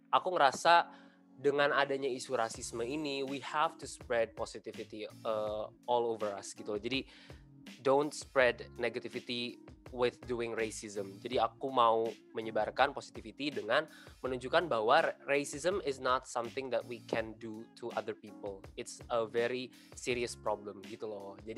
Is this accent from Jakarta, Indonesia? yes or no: yes; Jakarta, Indonesia; aku dari Jakarta dan aku dari HI 2020.